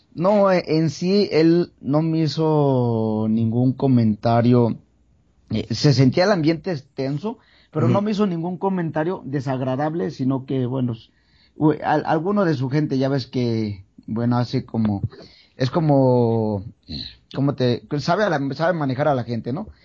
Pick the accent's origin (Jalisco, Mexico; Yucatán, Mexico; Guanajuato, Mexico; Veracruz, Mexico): Jalisco, Mexico; San Pedro Tlaquepaque; yo vengo de Guadalajara, Jalisco, eh, bueno, de, San Pedro Tlaquepaque